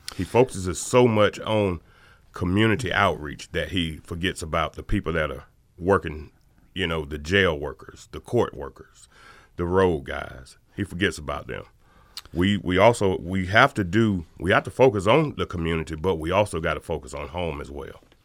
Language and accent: English; Athens, Georgia, United States; this is my hometown